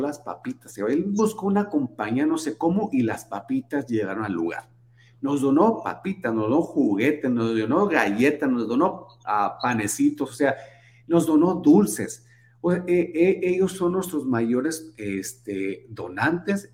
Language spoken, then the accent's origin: Spanish; Hermosillo, Sonora, Mexico; also born or lived in San Luis Río Colorado, Sonora; now in Arizona, United States; mi familia es originaria de, San Luis Río, Colorado, en verdad, este, aunque yo nací en Hermosillo